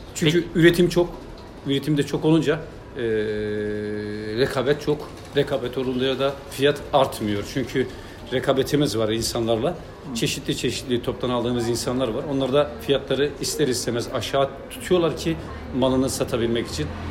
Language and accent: Turkish; Malatya, Turkey; also born or lived in Kadıköy, Istanbul; now in Istanbul, Turkey; ben Malatyalıyım. Benim memleketimin e, en büyük gelir kaynağı tütüncülük.